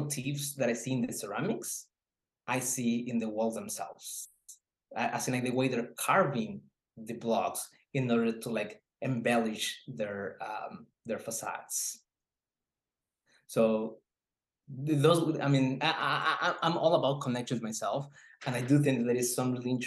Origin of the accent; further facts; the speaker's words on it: Oaxaca, Mexico; moved away; I'm originally from Oaxaca, but I live half of my life in a very same similar area as the one that I was working on